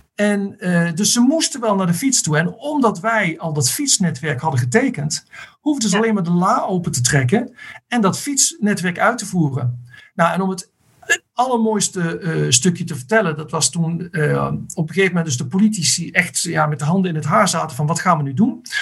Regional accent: Netherlands; moved away; als Nederlanders

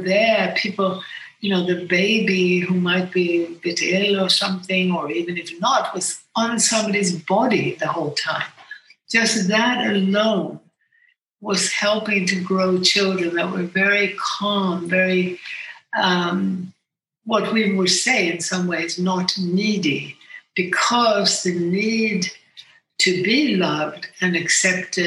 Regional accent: Sweden; moved away as an adult; also born or lived in United States; I grew up in Sweden, but I also lived in America as a young woman.

